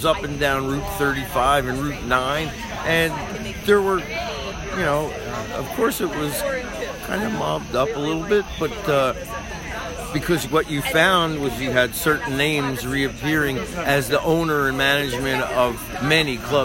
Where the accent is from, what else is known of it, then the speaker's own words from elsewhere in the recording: Springfield, New Jersey, United States; I grew up and live in Springfield. I'm 40 minutes, you know, Asbury's exit 102. I'm 138